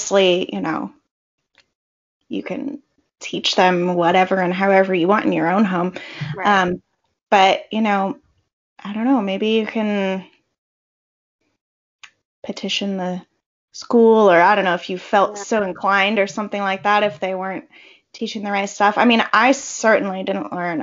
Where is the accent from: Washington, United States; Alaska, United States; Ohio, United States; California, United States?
California, United States; I was born and raised in California